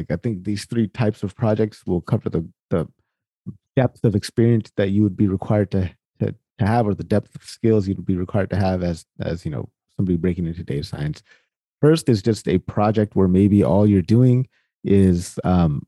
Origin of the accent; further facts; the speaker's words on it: Sacramento, California, United States; I'm actually from Sacramento, so right down the street ish, kind of right down 80. That's where I'm from.